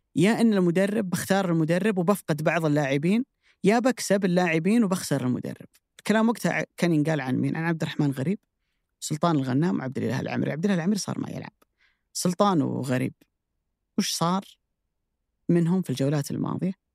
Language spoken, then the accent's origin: Arabic; Saudi Arabia; عندنا في السعوديه